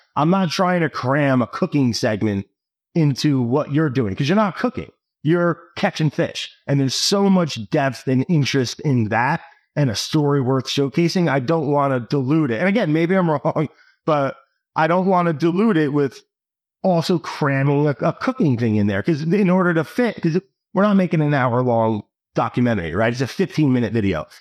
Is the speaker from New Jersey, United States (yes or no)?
yes; New Jersey, United States; I grew up in New Jersey